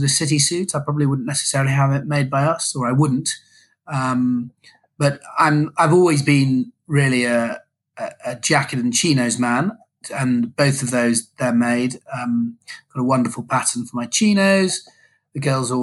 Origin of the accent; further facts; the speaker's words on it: United Kingdom; being a Brit traveling abroad to, you know, do business in the States